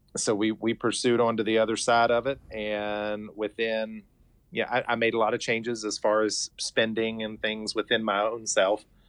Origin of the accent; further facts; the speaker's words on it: Hurricane, West Virginia, United States; having been born and raised here, I grew up in Hurricane, and my parents still live in Scott Depot.